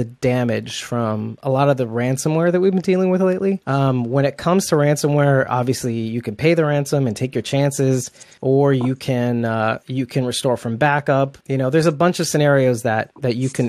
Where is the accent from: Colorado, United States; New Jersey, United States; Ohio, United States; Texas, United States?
New Jersey, United States; he and I grew up together in New Jersey